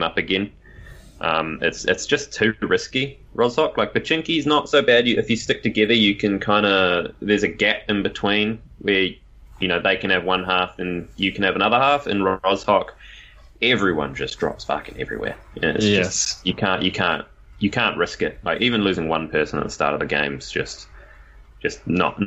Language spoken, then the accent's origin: English; New Zealand; I'm a Kiwi.